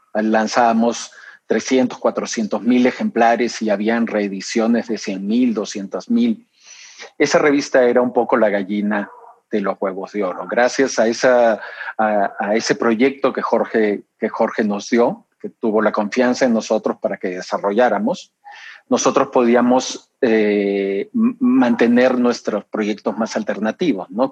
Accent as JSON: {"language": "Spanish", "country": "Peru", "tie": "born or raised there", "also_born_or_lived": "Lima, Peru / Monterrey, Mexico", "moved": "as an adult", "lives_now": "Mexico", "said": "Yo nací en Perú, me mudé a México en el 91."}